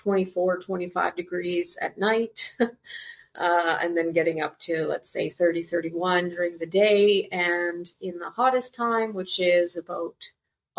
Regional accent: Canada; moved away as an adult; now in Curaçao; I was born and raised in Canada, but moved to Curaçao

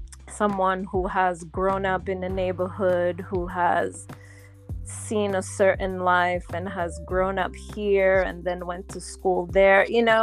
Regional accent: Montreal, Quebec, Canada; also born or lived in Haiti; now in New York, United States; I'm Canadian. I was born in Montreal from Haitian parents. And I've lived in Haiti. I've lived in Montreal, and I'm now living in New York. So I've lived in all three places.

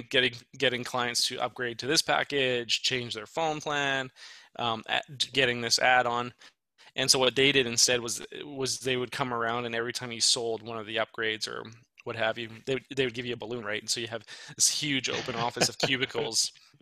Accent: Indiana, United States; No, I'm from Indiana.

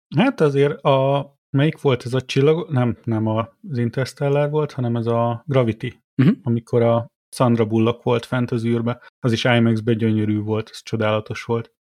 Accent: Miskolc, Borsod-Abaúj-Zemplén, Hungary; also born or lived in Tullamore, Ireland; now in Ireland; én Miskolci vagyok, én tudom, én jártam ott

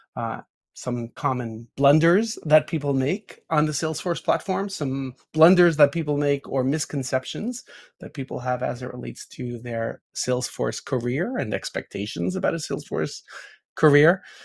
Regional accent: New York, United States; a New Yorker, born and raised in New York

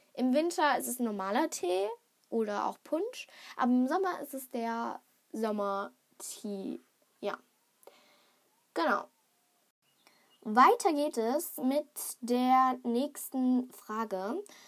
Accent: Germany; ich bin in Deutschland geboren

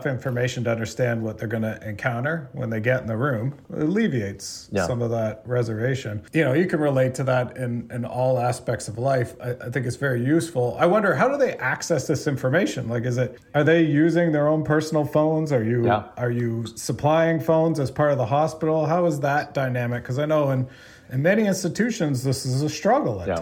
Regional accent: Canada; I'm from Canada

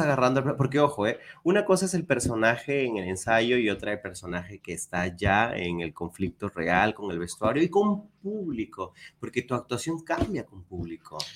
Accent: Peru; moved away as an adult; now in Guadalajara, Mexico; soy peruano de nacimiento, tengo aquí siete años

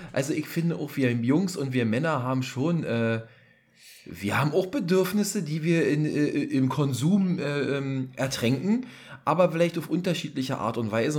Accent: Berlin, Germany; hier als Berliner

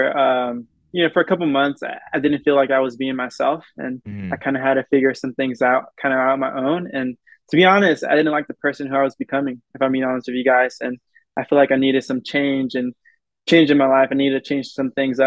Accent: United States; I'm as American as anybody else here, but you know, this is where I grew up. This is my home.

